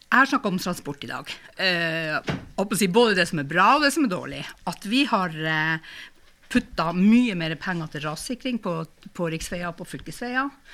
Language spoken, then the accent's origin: Norwegian; Finnmark, Norway